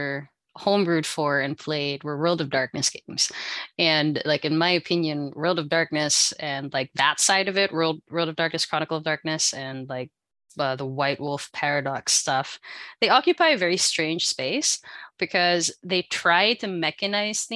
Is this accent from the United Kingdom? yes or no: no; Philippines; now in Canada; I am from the Philippines, but now here in Canada